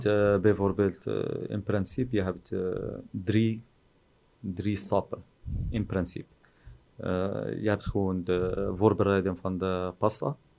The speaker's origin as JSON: {"language": "Dutch", "town": "Oujda", "region": "Oriental", "country": "Morocco", "tie": "born or raised there", "also_born_or_lived": "Netherlands", "second_language": "Dutch", "moved": "as an adult", "lives_now": "Oujda, Morocco", "said": "ben ik hier geboren in Marokko"}